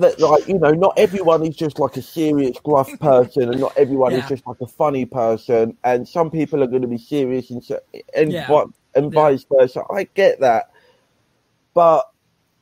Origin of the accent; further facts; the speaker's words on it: England, United Kingdom; I'm English